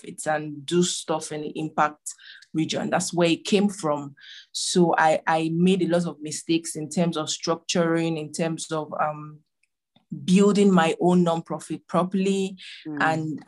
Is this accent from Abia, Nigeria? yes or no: yes; Abia, Nigeria; now in Abuja, Nigeria; I'm from Nigeria, but in another state called Abia State.